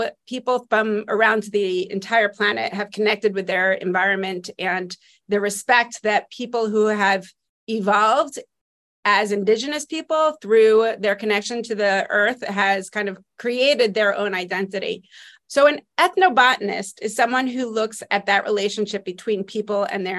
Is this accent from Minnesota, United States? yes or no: no; Spring Valley, New York, United States; also born or lived in Lower East Side, Manhattan, New York; now in Cranford, United States; I'm originally from the Lower East Side of Manhattan and then grew up, most of my childhood was spent just north of there in Spring Valley, New York